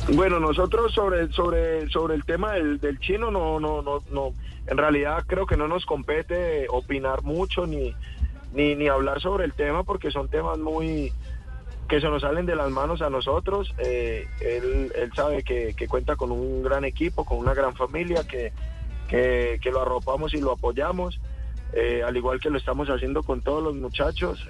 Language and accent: Spanish; Cali, Valle del Cauca, Colombia; yo hice Terrón Colorado